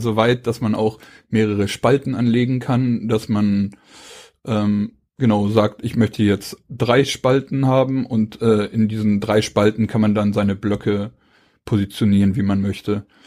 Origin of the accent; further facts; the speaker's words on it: Hamburg, Germany; moved away; Also ich komme aus Hamburg. Ich wohne jetzt hier seit ähm, knapp neun Jahren